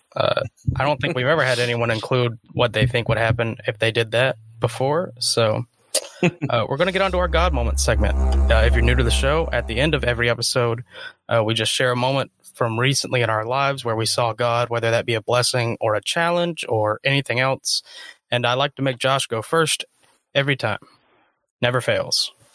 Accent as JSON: {"language": "English", "region": "South Carolina", "country": "United States", "tie": "born or raised there", "said": "growing up in South Carolina"}